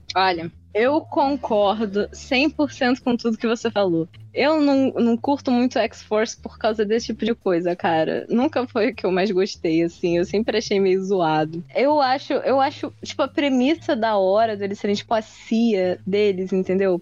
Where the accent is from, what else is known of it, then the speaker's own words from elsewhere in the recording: Brazil; Eu sou brasileiro